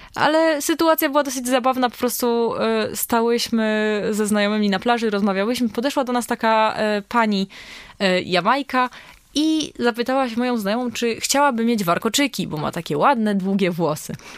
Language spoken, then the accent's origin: Polish; Poland; jesteśmy z Polski